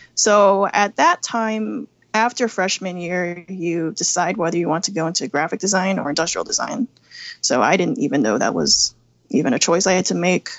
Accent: Midlothian, Virginia, United States; I grew up in Midlothian, Virginia, which is a suburb outside Richmond

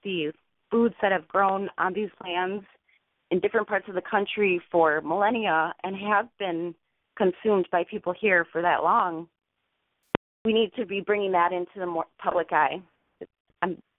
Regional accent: Milwaukee, Wisconsin, United States; also born or lived in Chicago; I was born and raised in Milwaukee, Wisconsin.

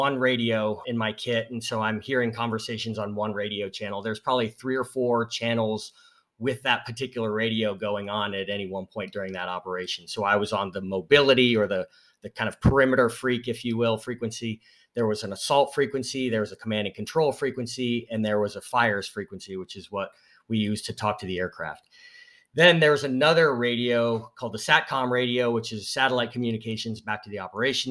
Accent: Northeast, United States; I grew up in the Northeast

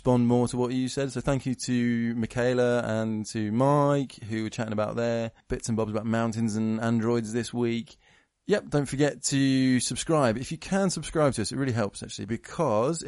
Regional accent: United Kingdom; I'm British

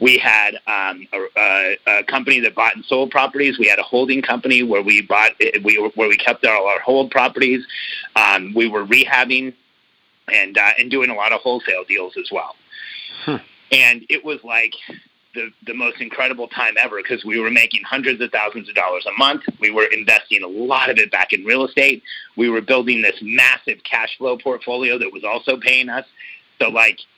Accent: Mexico City, Mexico; now in United States; I was born in Mexico City

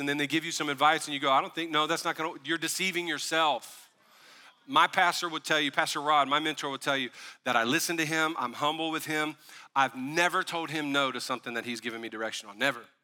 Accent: the South, United States; also born or lived in Tennessee; We were raised in the South

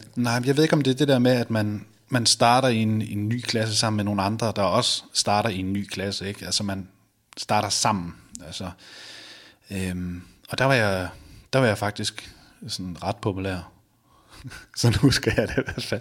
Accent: Viborg, Central Denmark Region, Denmark; now in Randers, Denmark; jeg bor i Randers nu, men jeg, jeg kommer oprindeligt fra Viborg

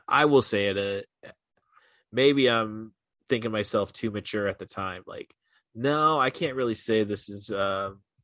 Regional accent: Morton, Illinois, United States; also born or lived in Peoria, Illinois; now in Champaign-Urbana, United States; growing up in Morton, Illinois, 10 miles west of Peoria

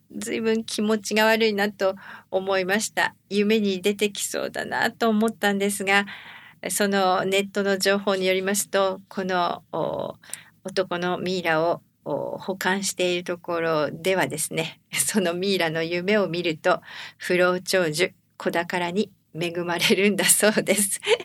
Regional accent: Japan; born or raised there; now in Florida, United States

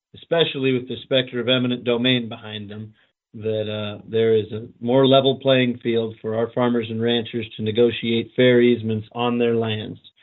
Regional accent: Fort Pierre, South Dakota, United States; I'm from Fort Pierre.

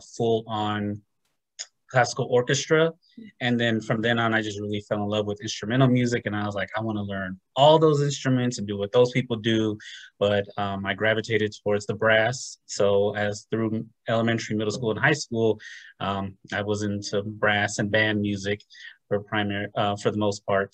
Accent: Los Angeles, California, United States; moved away as an adult; now in Atlanta, United States; originally from Southern California, growing up in the Los Angeles area

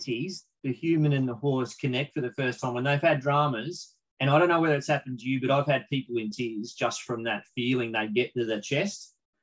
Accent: Australia; as an Aussie bloke

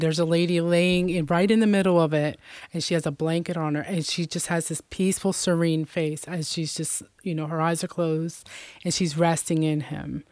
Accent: Lebanon, United States; also born or lived in Puerto Rico; I was born there, and I was adopted at the age, it was, like, between ten and fifteen days old, and was raised here in Lebanon all my life.

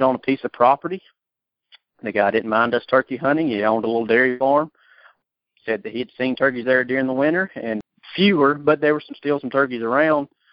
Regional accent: Georgia, United States; I'm from Georgia

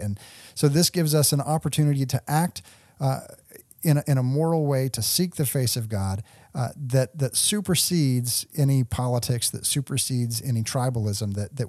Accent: Texas, United States; because I grew up in the pro-life movement. You know, growing up in the Dallas-Fort Worth area, we participated in the Life Chain.

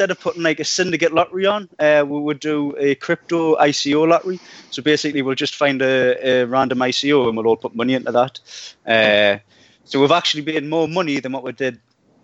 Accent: Newcastle upon Tyne, North East England, United Kingdom; I'm from Newcastle

